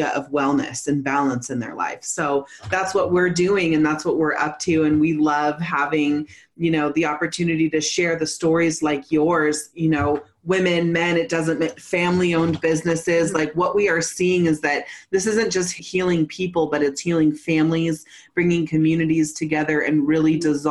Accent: Humboldt Hills, California, United States; moved away; also born or lived in Colorado; I grew up in the Humboldt Hills.

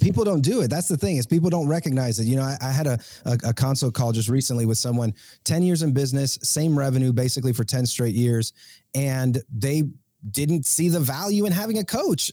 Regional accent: Puerto Rico; moved away; also born or lived in Georgia, United States; I am originally from Puerto Rico

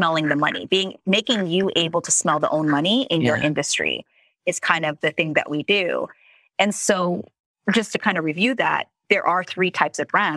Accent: Philippines; I'm Asian, by the way, so I could say that. Okay, I'm Filipino

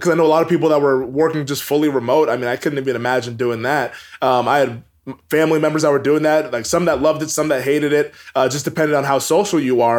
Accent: Everett, Washington, United States; moved away as an adult; also born or lived in Bend, Oregon; I grew up in Everett, Washington

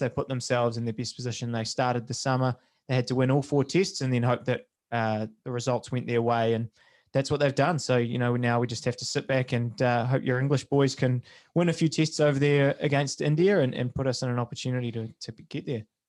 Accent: New Zealand; as a New Zealander

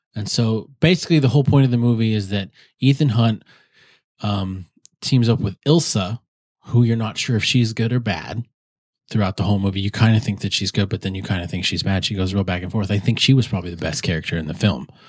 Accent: South Dakota, United States; moved away; when I grew up in South Dakota

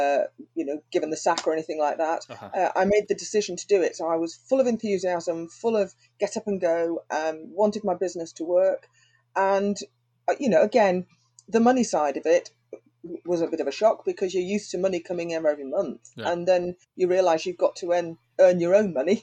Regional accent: Anglesey, North Wales, United Kingdom; also born or lived in London / Stockport / Manchester; now in Handforth, United Kingdom; Anglesey in North Wales.

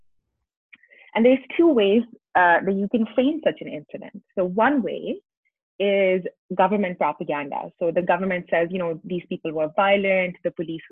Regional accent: Islamabad, Islamabad Capital Territory, Pakistan; I grew up in Islamabad, Pakistan

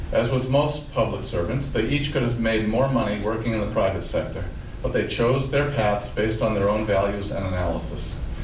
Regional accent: Franklin, Massachusetts, United States; this is my second time living in Franklin. I grew up here in Franklin on Park Road in a duplex, which my parents bought when they were married in 1957.

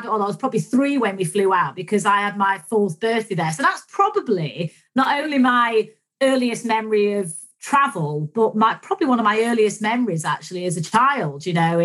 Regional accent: Manchester, North West England, United Kingdom; when I was a kid growing up in Manchester

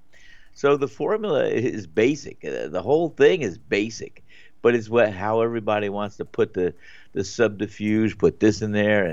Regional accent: Northeast, United States; moved away; where I grew up in the Northeast

